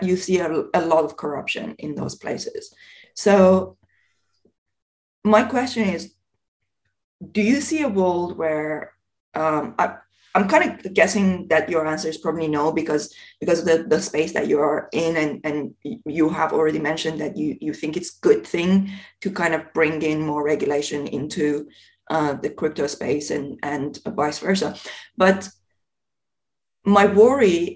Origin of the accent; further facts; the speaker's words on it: Iran; moved away; I come from Iran originally